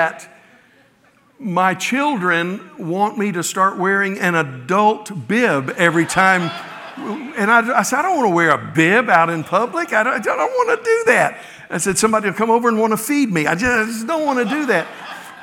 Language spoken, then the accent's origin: English; the South, United States; moved away; also born or lived in Midwest; growing up in the South, I only saw snow a few times in my childhood